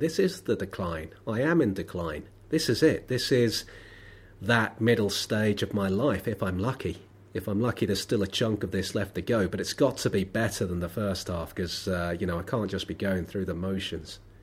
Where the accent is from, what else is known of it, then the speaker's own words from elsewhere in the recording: London, United Kingdom; I was born in Lambeth. I live in Lambeth. I've never been proud to come from Lambeth.